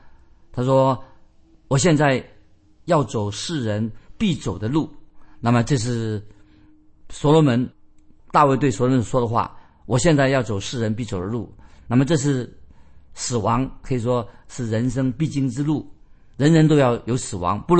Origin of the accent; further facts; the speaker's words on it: China; 我们中国人说的很好。中国人怎么说呢？人之将死，其言也善。